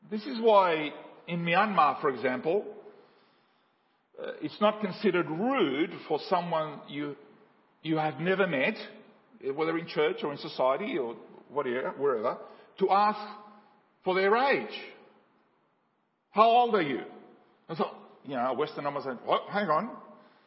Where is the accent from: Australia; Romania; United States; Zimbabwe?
Australia; also born or lived in Paraguay; I grew up in Paraguay and from the 70s and 80s when I've grown up in Australia